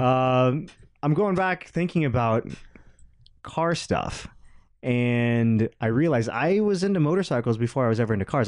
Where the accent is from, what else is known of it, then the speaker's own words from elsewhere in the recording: outside of Atlanta, Georgia, United States; moved away; I grew up outside of Atlanta